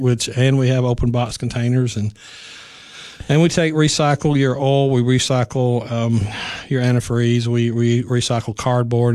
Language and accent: English; Cannon County, Tennessee, United States; I was born in Canning County. I left, um, in the early eighties after high school